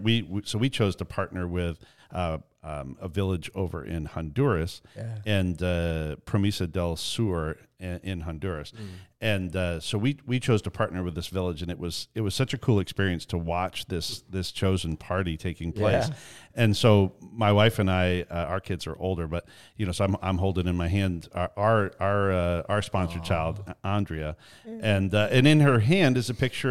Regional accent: Canada; We grew up in Canada.

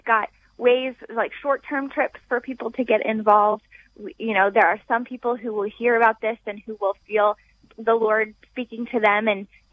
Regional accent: United States; we are from the United States

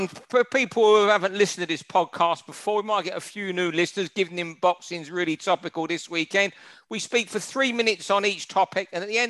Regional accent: London, United Kingdom; I was brought up on Falcon Road, mate.

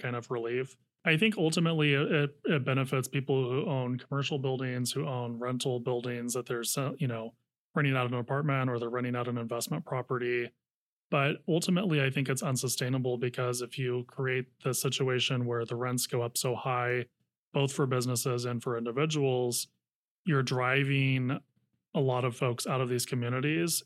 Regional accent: Napa County, North Bay, California, United States; also born or lived in San Francisco; now in Sacramento, United States; I grew up in the North Bay in Napa County

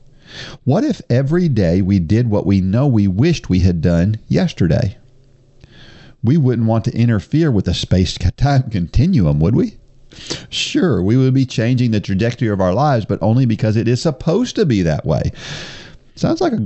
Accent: New Jersey, United States; moved away; I was born in New Jersey

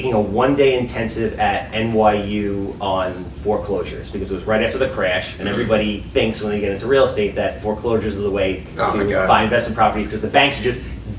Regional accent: Wantagh, New York, United States; also born or lived in Brooklyn / Hempstead; I was born in Brooklyn. I was raised in Wantagh. Wantagh is a bubble. Long Island is a bubble.

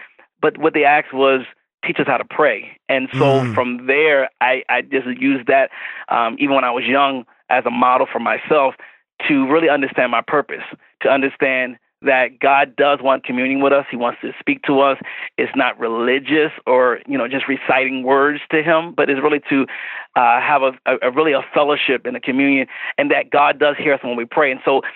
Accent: Wilmington, Delaware, United States; I am from Wilmington, Delaware. I'm located outside the Philadelphia region

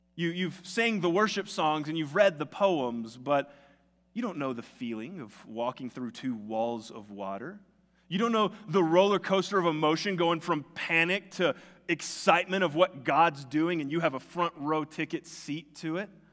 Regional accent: the South, United States; moved away; me and all my friends that grew up in the South

